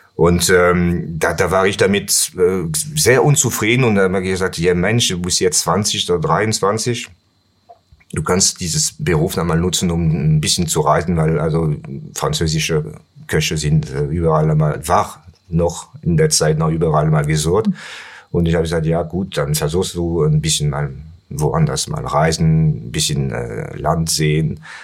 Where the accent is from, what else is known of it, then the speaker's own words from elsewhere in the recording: Pertuis, Provence-Alpes-Côte d'Azur, France; German is a second language; moved away as an adult; also born or lived in Nice, France; now in Cologne, Germany; Ich bin in äh, Aix-en-Provence geboren und äh, dann nach Pertuis bin ich, also das ist ein kleines Kaff, der äh, 20 Kilometer entfernt von Ex ist. Mhm. Da bin ich groß geworden